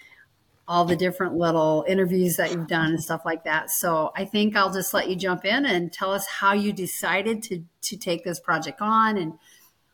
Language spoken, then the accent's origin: English; Iowa, United States; I'm born and raised in Iowa. I've lived in Iowa my entire life.